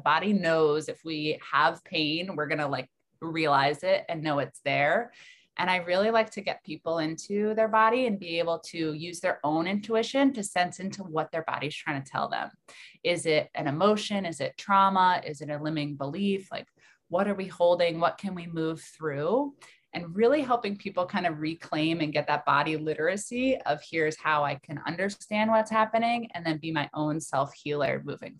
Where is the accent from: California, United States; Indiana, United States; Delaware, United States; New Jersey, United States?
New Jersey, United States; moved away as an adult; also born or lived in Maine; now in Portland, United States; I'm from New Jersey